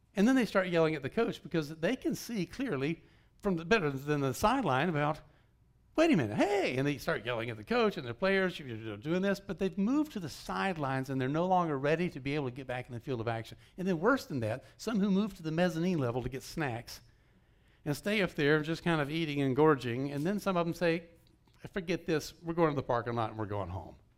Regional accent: Georgia, United States; moved away; I grew up in Georgia

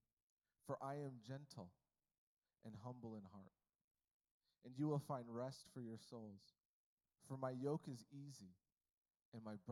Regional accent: United States; I was born in America

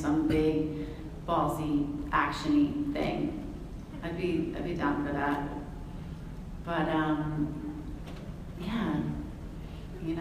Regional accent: Watertown, Massachusetts, United States; we were growing up in Watertown, outside of Boston

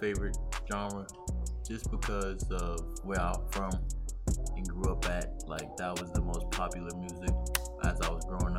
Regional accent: New York City, New York, United States; now in Stockton, United States; I'm from Brooklyn, New York, now living in Stockton, California as well, and attend University of the Pacific.

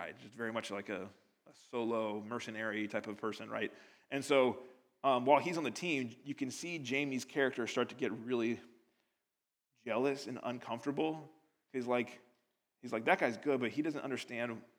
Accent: United States; now in United Kingdom; As an American living over here

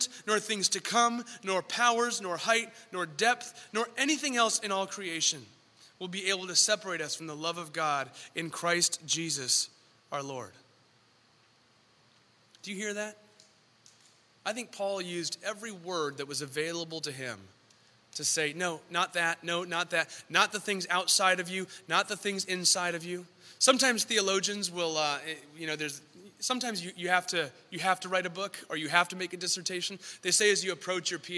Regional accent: San Diego, California, United States; also born or lived in San Francisco; I'm from San Diego

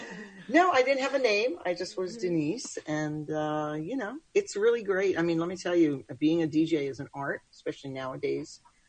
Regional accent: Brooklyn, New York, United States; moved away; I'm a New Yorker. {S1} Okay. {S2} From Brooklyn originally. But I relocated here many moons ago

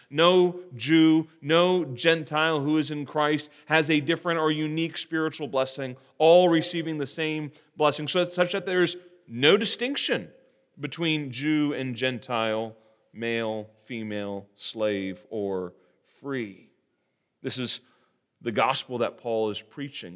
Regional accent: Terre Haute, Indiana, United States; I'm from Terre Haute, and as I mentioned earlier this morning, uh, we are well known for our federal security prison

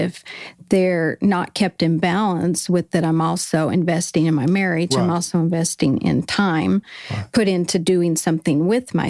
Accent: Colorado, United States; moved away as an adult; also born or lived in Southern California; we were in college in Southern California, and I came from Colorado

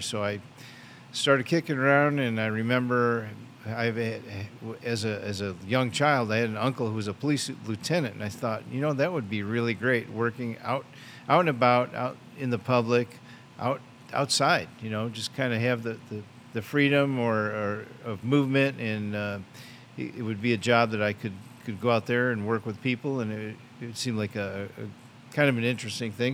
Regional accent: Michigan, United States; moved away as an adult; also born or lived in California; now in Tennessee, United States; Born and raised in Michigan

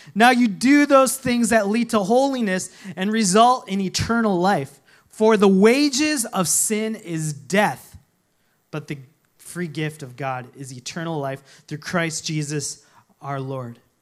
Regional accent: Minnesota, United States; when I was growing up in Minnesota

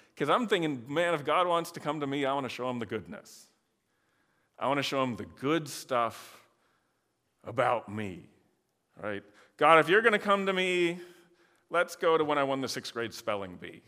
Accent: Michigan, United States; I grew up in Michigan

